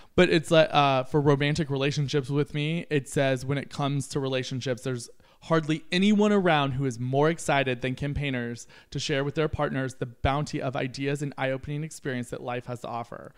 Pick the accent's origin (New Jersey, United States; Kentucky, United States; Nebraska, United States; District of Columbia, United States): Kentucky, United States; moved away; I grew up in Kentucky.